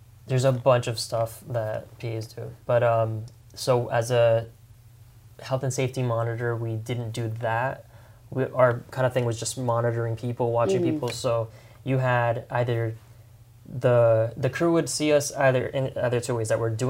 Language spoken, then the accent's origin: English; Miami, Florida, United States; I'm from Miami. Maybe if I grew up in LA or something, like it would have been a much different environment.